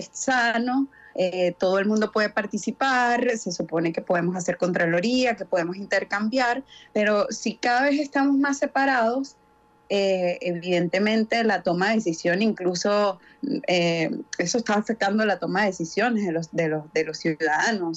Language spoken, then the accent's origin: Spanish; Venezuela; una sociedad como la nuestra, como la venezolana